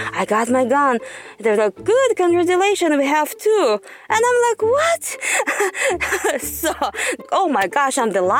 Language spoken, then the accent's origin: English; Uzbekistan; moved away as an adult; now in United States; I think growing up in Uzbekistan, sometimes I got bullied, and sometimes because we were only one Asians over there, sometimes you felt that racial discrimination. So I was like, I'm going to go to the United States of America.